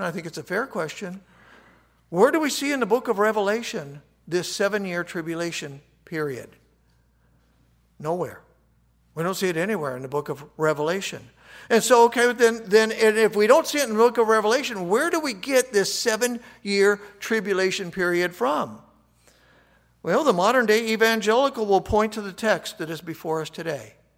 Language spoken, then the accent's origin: English; United States; I'm an American